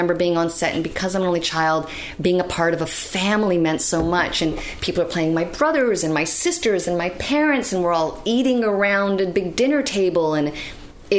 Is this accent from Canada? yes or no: yes; Canada; born or raised there; also born or lived in Bratislava, Slovakia